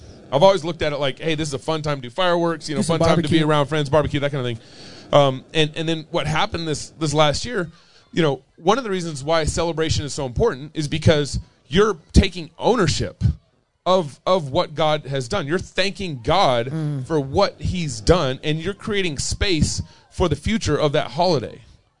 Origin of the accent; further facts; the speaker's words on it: the South, United States; growing up in the South